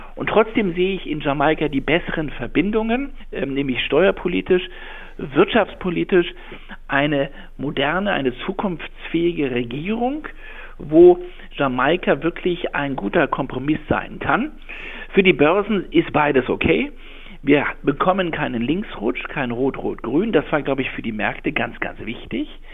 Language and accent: German; Berlin, Germany; bin ja gebürtiger Berliner